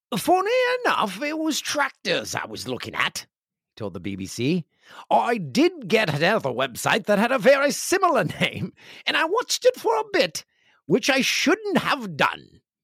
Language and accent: English; Kawarthas, Ontario, Canada; moved away; The one fifteen is a highway that I travel to my hometown, and it's the gateway to Kawarth, the Kawarthas